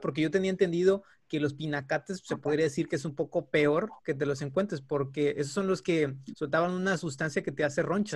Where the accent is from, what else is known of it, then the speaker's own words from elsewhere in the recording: Mexico; ¿qué nos está faltando como mexicanos para poder destacar más frecuentemente en la Liga Europea?